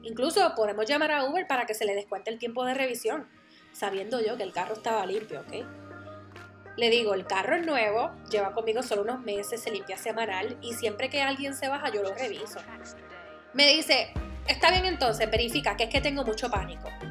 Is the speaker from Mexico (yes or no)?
no; Puerto Rico; moved away; Yo soy la boricua fuera de la isla